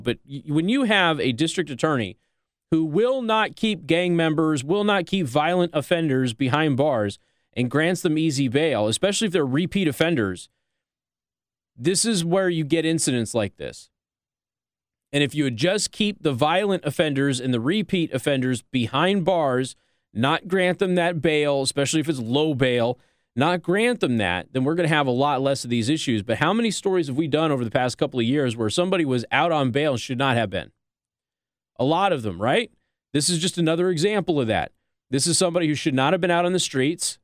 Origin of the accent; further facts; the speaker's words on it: Nevada, United States; my home state of Nevada